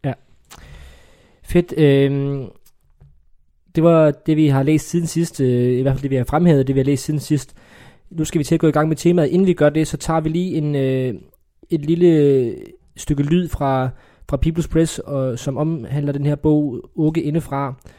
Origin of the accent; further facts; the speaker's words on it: Funen, Southern Denmark, Denmark; jeg er jo fynbo